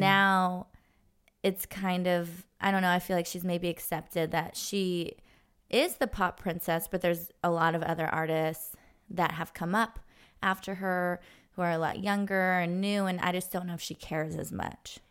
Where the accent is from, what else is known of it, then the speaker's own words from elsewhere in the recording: Los Angeles, California, United States; I grew up in Los Angeles